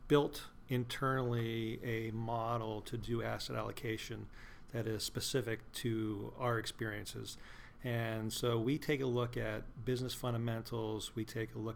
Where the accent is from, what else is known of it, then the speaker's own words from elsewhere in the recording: Butler, Pennsylvania, United States; also born or lived in Maryland; I am originally from Pittsburgh, Pennsylvania, just actually north of Pittsburgh, Butler, Pennsylvania, and that's where I currently live.